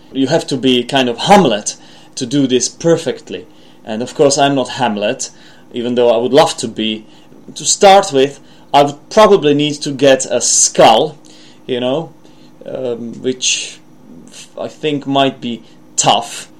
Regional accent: Czechia; accent: Czech; first language Czech; English is a second language; my own accent, which might be influenced by, not might, but it certainly is influenced by my mother tongue, which is a Czech language

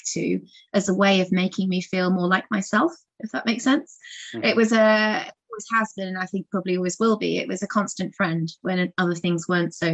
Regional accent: Guildford, South East England, United Kingdom; also born or lived in London; I was born in Guildford, and I was brought up on a small holding

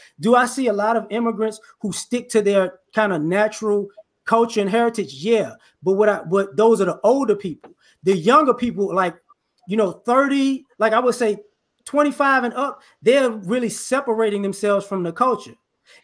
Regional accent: Chicago, Illinois, United States; I grew up in Chicago too. I moved.

